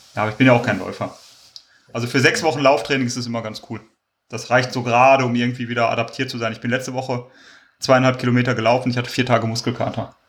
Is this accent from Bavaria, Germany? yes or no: no; Kleve, North Rhine-Westphalia, Germany; Ich komme ja aus Kleve oder aus der Umgebung